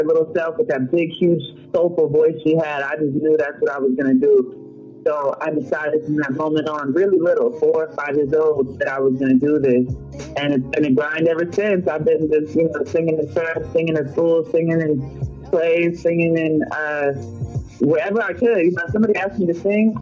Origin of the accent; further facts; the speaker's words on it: Orange County, California, United States; I'm from Orange County